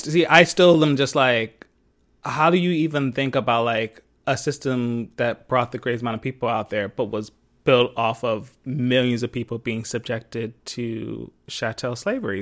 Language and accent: English; Philadelphia, Pennsylvania, United States; I'm from Philly, where I was born and raised